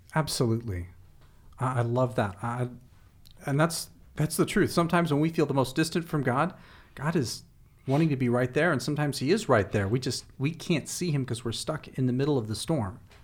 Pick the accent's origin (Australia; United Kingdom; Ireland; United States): United States; as American Westerners